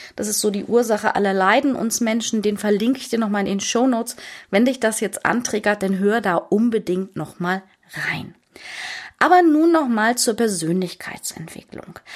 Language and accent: German; Hamburg, Germany; moved away as an adult; Ich bin Hamburgerin